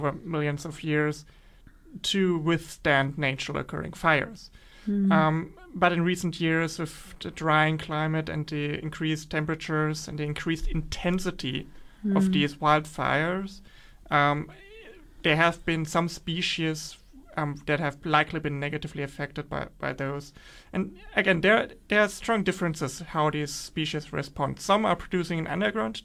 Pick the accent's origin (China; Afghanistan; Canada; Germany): Germany; moved away as an adult; also born or lived in Western Australia; now in Perth, Australia; I'm actually here in Western Australia and not in my home country in Germany